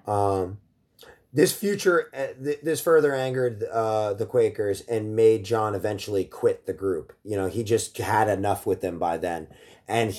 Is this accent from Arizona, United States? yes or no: no; Ocean County, New Jersey, United States; I grew up in Ocean County, New Jersey, in like Bricktown area, Point Pleasant